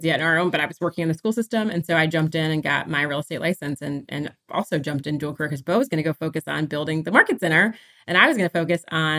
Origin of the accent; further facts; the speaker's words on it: Virginia, United States; moved away as an adult; also born or lived in Pennsylvania / Washington, District of Columbia, United States; I'm a Virginia girl, so born and raised in Virginia